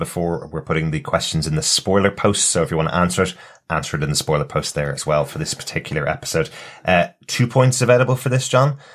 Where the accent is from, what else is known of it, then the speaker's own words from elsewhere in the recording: Ireland; since we're all Irish and since we're sitting in Dublin recording this